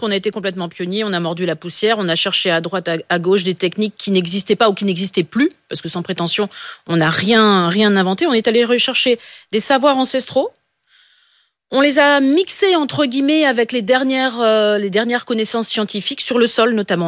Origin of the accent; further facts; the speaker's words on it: Pas-de-Calais, Hauts-de-France, France; je suis du Pas-de-Calais, donc dans, le Nord, on a quand même cette valeur euh, fortement chevillée au corps